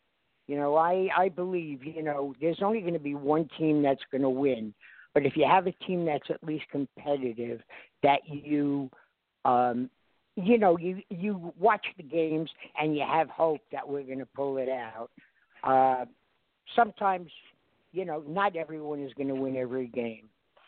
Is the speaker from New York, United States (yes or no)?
yes; New York City, New York, United States; I was brought up in Brooklyn, and ironically enough, I was brought up as a New York Giant fan.